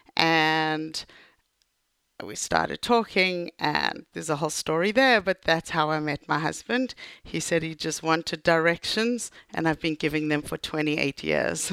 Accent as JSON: {"language": "English", "town": "Johannesburg", "region": "Gauteng", "country": "South Africa", "tie": "born or raised there", "also_born_or_lived": "United States", "moved": "yes", "lives_now": "Israel", "said": "I grew up in Johannesburg"}